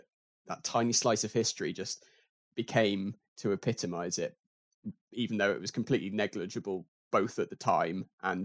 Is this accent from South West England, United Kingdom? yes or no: yes; Somerset, South West England, United Kingdom; Oh, this is in the southwest, Somerset.